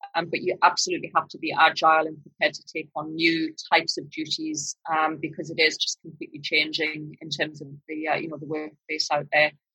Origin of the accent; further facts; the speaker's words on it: northern Britain, the north of England, United Kingdom; accent: northern British; now in Australia; my northern British accent